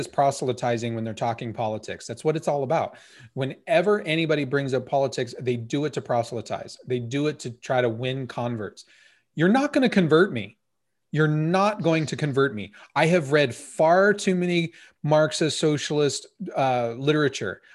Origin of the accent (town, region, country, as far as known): United States